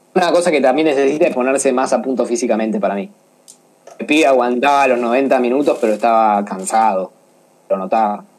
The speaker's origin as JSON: {"language": "Spanish", "country": "Argentina", "said": "como argentinos"}